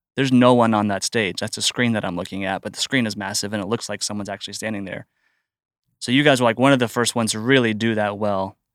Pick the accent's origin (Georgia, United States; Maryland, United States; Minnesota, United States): Georgia, United States; Atlanta; so I'm from the Atlanta area. Uh, my wife and I went to North Point, you know, off and on growing up.